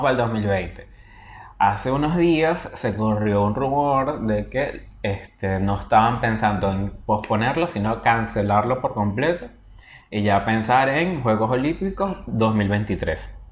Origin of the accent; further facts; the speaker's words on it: Venezuela; moved away; soy venezolano